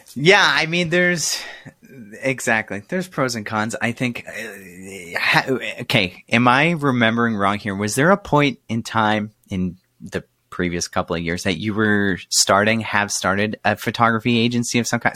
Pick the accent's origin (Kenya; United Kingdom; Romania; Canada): Canada; as a Canadian